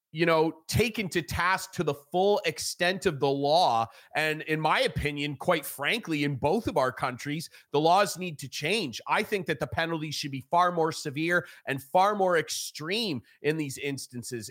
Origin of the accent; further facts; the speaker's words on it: Canada; as a Canadian